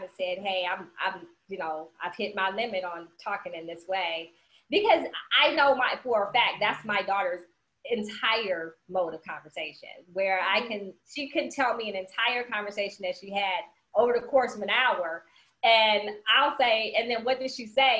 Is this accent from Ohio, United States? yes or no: yes; Cleveland, Ohio, United States; now in Georgia, United States; I'm Cleveland bred, but I'm Georgia grown